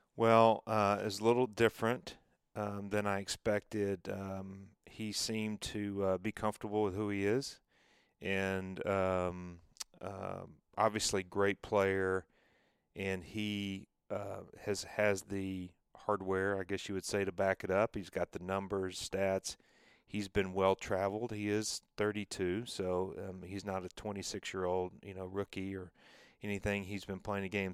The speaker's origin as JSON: {"language": "English", "region": "Tennessee", "country": "United States", "said": "I'm from Tennessee"}